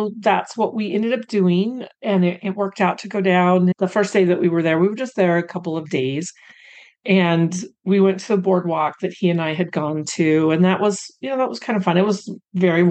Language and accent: English; Pacific Northwest, Oregon, United States; moved away as an adult; also born or lived in Colorado / Los Angeles, California; And now I was born in Colorado, but then I don't remember living there. We moved up to the Pacific Northwest and lived there until 2010. But we moved there when I think I turned four